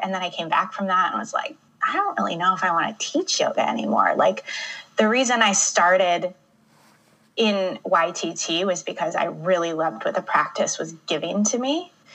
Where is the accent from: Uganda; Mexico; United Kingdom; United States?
United States; Michigan; moved away as an adult; now in Chicago, United States; born and raised in Michigan